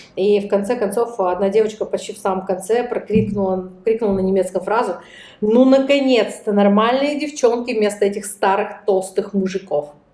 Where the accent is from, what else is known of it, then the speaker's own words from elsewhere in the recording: Russia; у нас в России